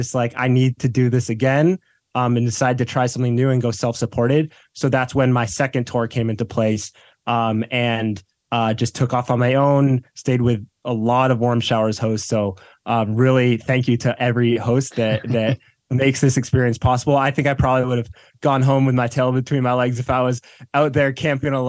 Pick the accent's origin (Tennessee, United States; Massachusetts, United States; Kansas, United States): Massachusetts, United States; Boston suburbs; I grew up in the Boston suburbs.